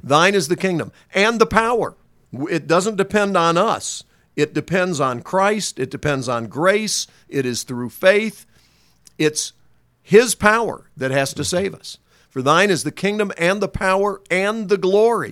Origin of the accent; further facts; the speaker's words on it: North Carolina, United States; moved away; I was from North Carolina